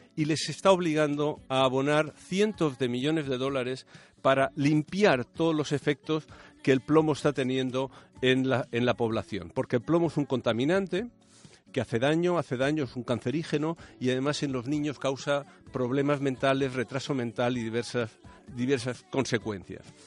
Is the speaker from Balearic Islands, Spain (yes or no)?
yes; Balearic Islands, Spain; mi tierra, de Baleares